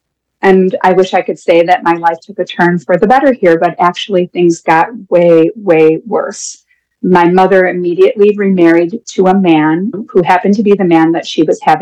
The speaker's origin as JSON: {"language": "English", "town": "Dunkirk", "region": "New York", "country": "United States", "said": "I am from Dunkirk, New York, which is just south of Buffalo."}